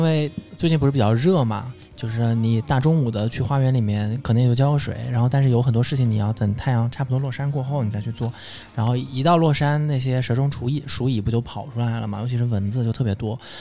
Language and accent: Chinese; southern China, China; 我作为一个南方人啊